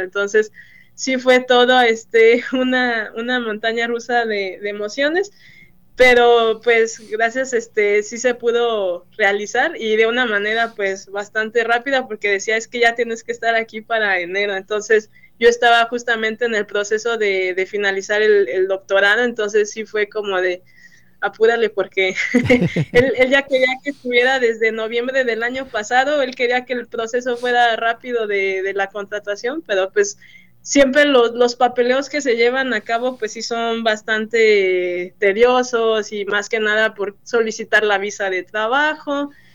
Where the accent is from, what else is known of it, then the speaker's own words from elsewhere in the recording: Mexico; moved away as an adult; also born or lived in Celaya; now in Michigan, United States; el mexicano es muy trabajador y lo, he visto aquí mucho, este, somos muy trabajadores